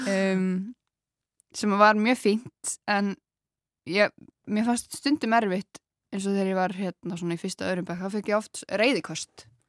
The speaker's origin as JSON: {"language": "Icelandic", "town": "Grenivík", "region": "Northeastern Region", "country": "Iceland", "tie": "born or raised there", "said": "Ég er fætt á uppálegin á Greinivík, sem er rétt hjá Akureyri"}